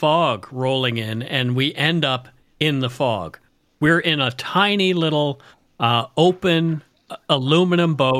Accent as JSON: {"language": "English", "region": "Nova Scotia", "country": "Canada", "tie": "born or raised there", "said": "I grew up in Nova Scotia, so I'm very, very, very familiar with fog"}